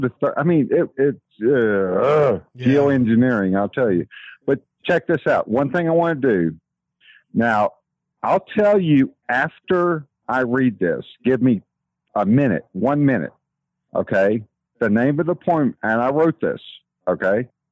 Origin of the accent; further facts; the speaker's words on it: Texas, United States; accent: Texas; that's that Texas accent